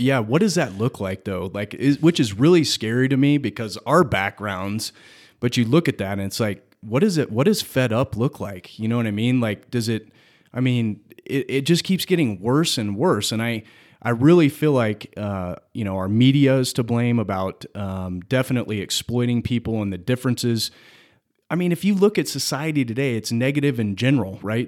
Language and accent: English; United States; we as the American people